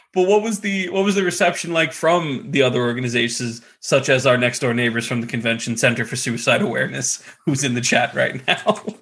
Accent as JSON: {"language": "English", "country": "United States", "said": "I'm a schmuck from New York, New Jersey."}